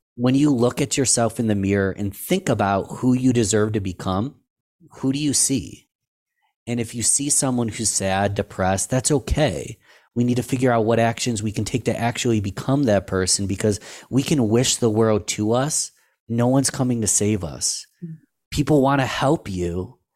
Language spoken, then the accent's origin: English; Rochester, New York, United States; in my hometown, Rochester, New York.